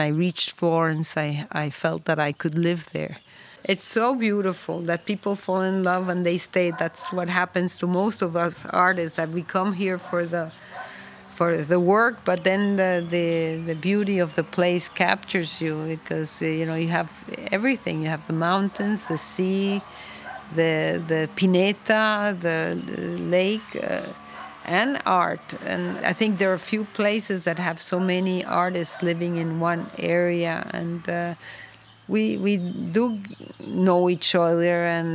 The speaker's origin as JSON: {"language": "English", "country": "Venezuela", "tie": "born or raised there", "also_born_or_lived": "New York", "moved": "as an adult", "lives_now": "Pietrasanta, Italy", "said": "I was born in Venezuela, but I have been living here in this area for many, many years"}